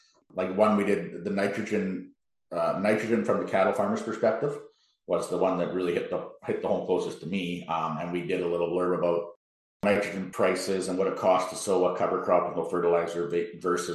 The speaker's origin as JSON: {"language": "English", "region": "Manitoba", "country": "Canada", "said": "we're all from Manitoba"}